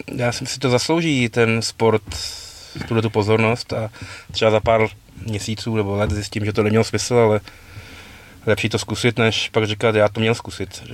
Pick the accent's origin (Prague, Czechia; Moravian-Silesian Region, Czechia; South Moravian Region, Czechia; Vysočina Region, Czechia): Prague, Czechia; my jsme oba z Prahy